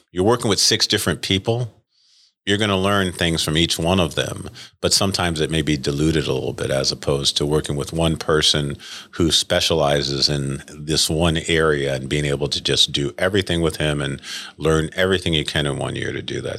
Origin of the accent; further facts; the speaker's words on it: Rochester, New York, United States; moved away as an adult; now in Saint Louis, United States; I grew up in Rochester, New York